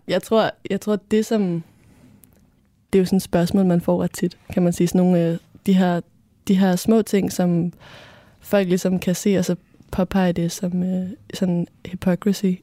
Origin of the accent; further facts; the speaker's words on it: Copenhagen, Capital Region of Denmark, Denmark; Jeg er 21 år og øh, kommer fra Østerbro